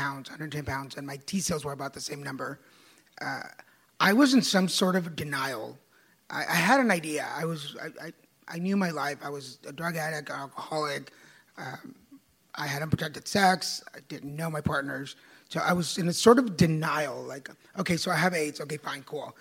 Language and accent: English; Texas, United States; I'm from Texas and I'm first generation.